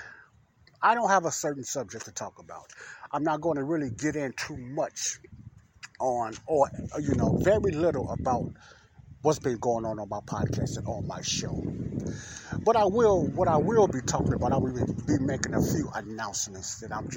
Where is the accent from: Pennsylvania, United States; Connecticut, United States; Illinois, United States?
Illinois, United States; Chicago; I'm outside in my hometown, Ada Park, here in Chicago